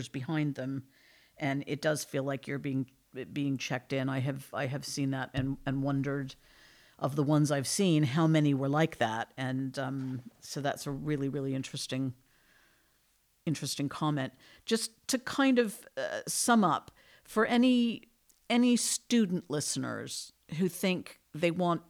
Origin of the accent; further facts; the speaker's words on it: United States; now in United Kingdom; the land of my birth, the United States of America. Actually, I've now lived longer in the UK, but I do maintain my accent